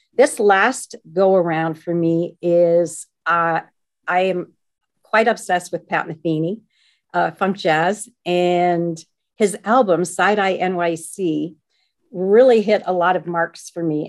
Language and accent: English; Canada; being Canadian